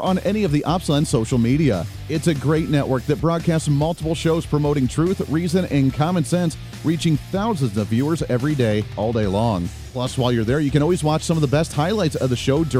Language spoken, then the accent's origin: English; Colorado, United States; I grew up in Colorado